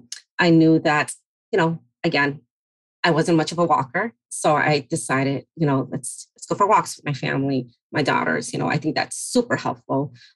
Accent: Mexico; moved away; Growing up in the Latino and Hispanic community, you definitely learn how to navigate, especially you're coming from a different country, like my parents, myself from Mexico. And so you arrive and you learn to adjust, speak the language, and just become resilient.

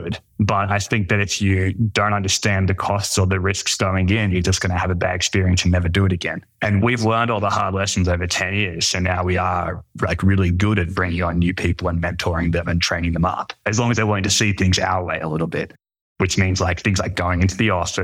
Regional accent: Brisbane, Queensland, Australia; moved away; I'm from Brisbane in Australia, which is like the third biggest city, which makes it a small town

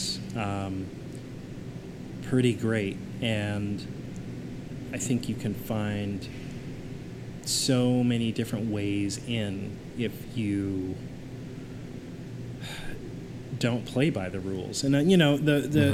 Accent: Kansas City, Missouri, United States; moved away; also born or lived in Chicago; I grew up in Kansas City, Missouri

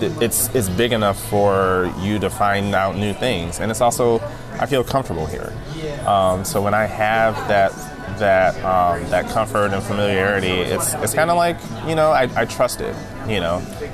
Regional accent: Detroit, Michigan, United States; I grew up in Russell Woods, which is on the west side. It started off as a very Jewish neighborhood. And then after White Flight and all of that, it became a very black neighborhood.

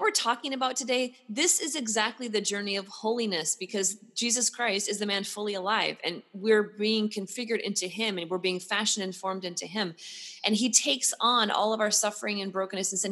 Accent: Pacific Northwest, United States; now in Texas, United States; I'm from the Pacific Northwest

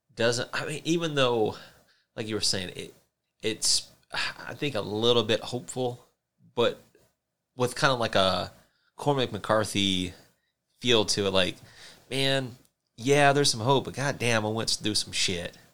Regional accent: South Carolina, United States; now in Montana, United States; I'm not from Montana, but being from South Carolina, I mean that the area I'm from does have some Native American tribes

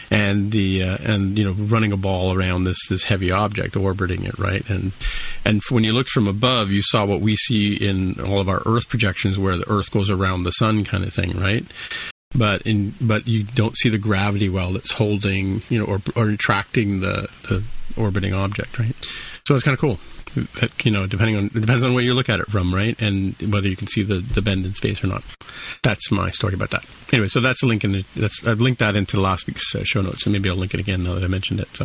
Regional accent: California, United States; So while you're doing that, like so I guess I, as a Californian I have to ask ask you

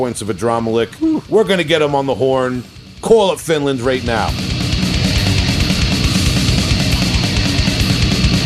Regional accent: New York, United States; I'm from New York

